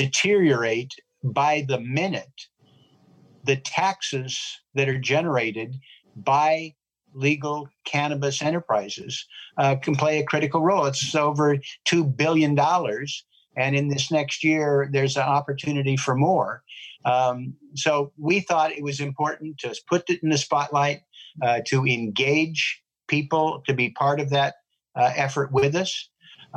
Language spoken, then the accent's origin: English; Portland, Oregon, United States; also born or lived in Washington, D.C.; my hometown